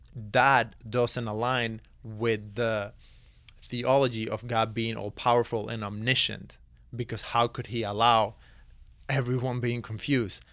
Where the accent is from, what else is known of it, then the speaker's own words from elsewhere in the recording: Cuba; moved away; born and raised in Cuba